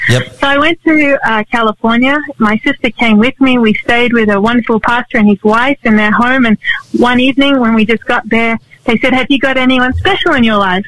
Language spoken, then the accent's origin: English; Sydney, New South Wales, Australia; I grew up in Sydney